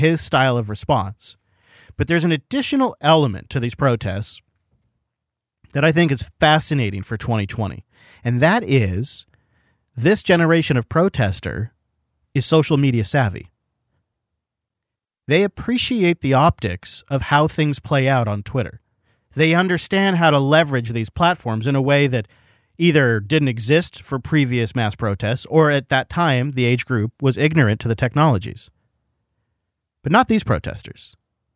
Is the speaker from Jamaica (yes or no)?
no; Washington, United States; we have Washington plates